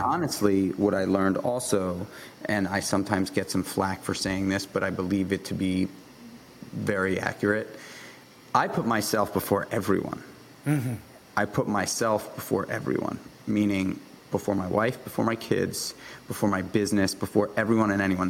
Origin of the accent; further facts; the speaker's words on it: New York City, New York, United States; I grew up in New York City